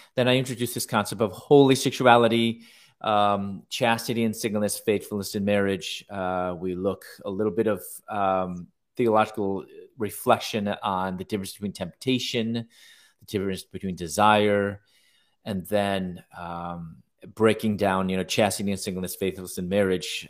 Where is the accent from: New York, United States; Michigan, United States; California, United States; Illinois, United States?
Illinois, United States; Chicago; now in San Diego, United States; I'm originally from Chicago. I'm now living in San Diego now.